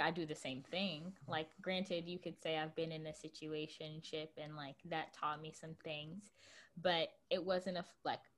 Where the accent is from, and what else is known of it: United States